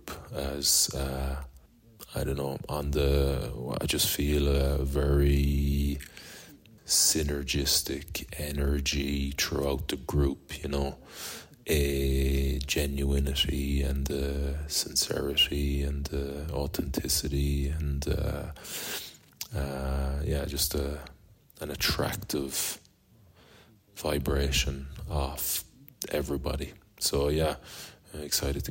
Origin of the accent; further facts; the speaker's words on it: Galway, Connacht, Ireland; that great city, my hometown